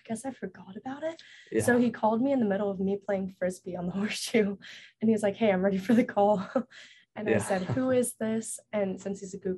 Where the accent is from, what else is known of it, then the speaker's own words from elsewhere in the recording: Knoxville, Tennessee, United States; moved away as an adult; also born or lived in China; now in Los Angeles, United States; I'm from Knoxville, Tennessee, but originally adopted from China